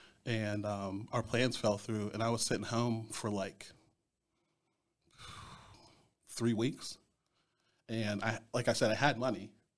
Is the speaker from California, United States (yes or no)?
no; Greensburg, Pennsylvania, United States; also born or lived in Chicago; I'm from Greensburg. I've been here since I was 3. Originally from Chicago.